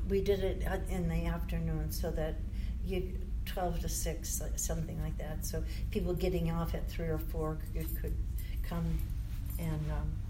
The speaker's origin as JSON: {"language": "English", "town": "Syracuse", "region": "New York", "country": "United States", "tie": "born or raised there", "also_born_or_lived": "San Francisco, California", "moved": "as an adult", "said": "Oh, I moved back from San Francisco back to Syracuse, New York. That's where I was born and raised."}